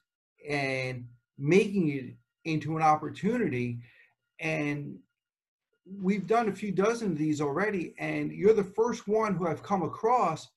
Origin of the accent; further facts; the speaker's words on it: Englishtown, New Jersey, United States; moved away; I grew up in Englishtown, so in Monmouth County